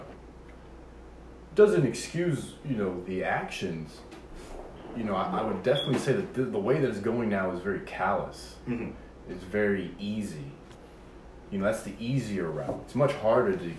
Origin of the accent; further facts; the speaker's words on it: United States; being an American